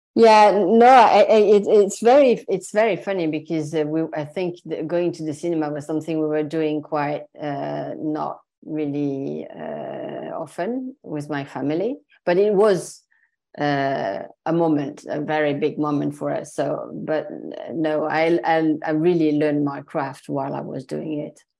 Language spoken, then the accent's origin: English; Marseille, Provence-Alpes-Côte d'Azur, France; English is a second language; moved away as an adult; also born or lived in Paris; I was raised in Marseille in the mm. south of France